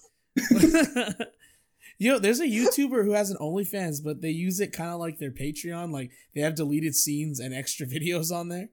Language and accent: English; San Antonio, Texas, United States; we were raised in San Antonio public education